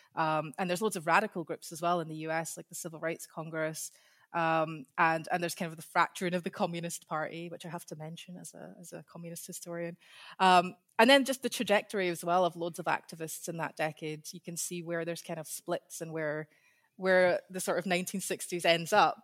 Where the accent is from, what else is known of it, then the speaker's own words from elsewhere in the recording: Scotland, United Kingdom; accent: Scottish; I have a Scottish accent. So I grew up in Scotland.